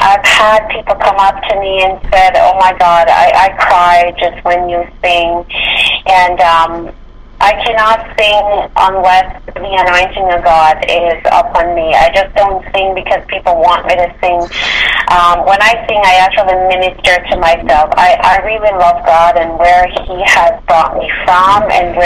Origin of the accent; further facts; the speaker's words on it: Jamaica; growing up in Jamaica